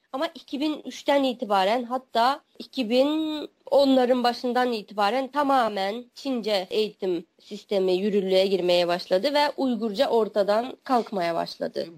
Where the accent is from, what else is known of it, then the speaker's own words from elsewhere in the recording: Wensu, Xinjiang, China; now in Ankara, Turkey; Benim nahiyem Aksu e, eyaletinin Onsu nahiyesi